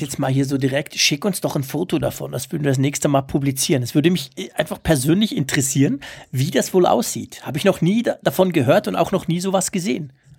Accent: Switzerland; accent: Swiss German; Ich versuche ja nicht allzu fest Schweizer Dialekt zu sprechen, aber klar, ich bin ja kein Deutscher, das hört man

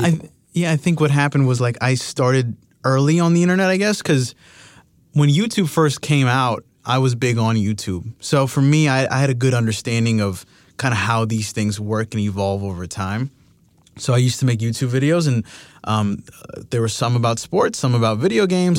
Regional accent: Miami, Florida, United States; I'm from Miami.

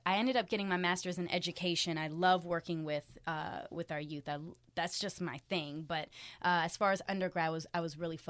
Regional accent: Frankfurt, Hesse, Germany; also born or lived in Miami, United States; I was born in Miami, but we were a military family, so we did jump around a little bit. My parents are both in the military, and so I grew up in Germany, Frankfurt

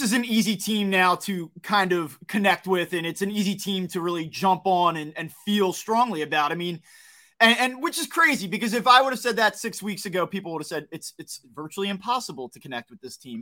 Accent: New Jersey, United States; I grew up in South Jersey. I don't wanna say I grew up in the city

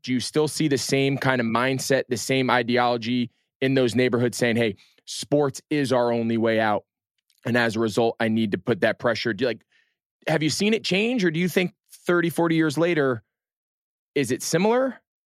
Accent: Northeast, United States; grew up in the Northeast.

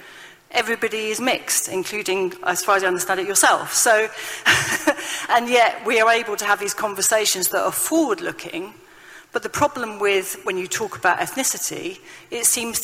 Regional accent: United Kingdom; I am a Brit, but my Britishness is constituted of Irishness, Scottishness, Welshness.

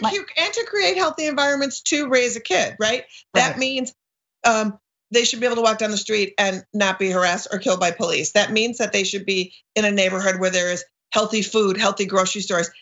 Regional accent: Minneapolis, Minnesota, United States; now in Brooklyn, United States; I grew up in Minneapolis and I live in Brooklyn, both

